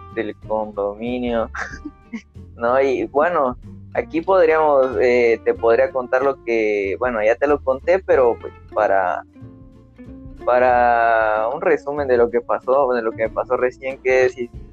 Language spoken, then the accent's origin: Spanish; Petén, Guatemala; soy de Petén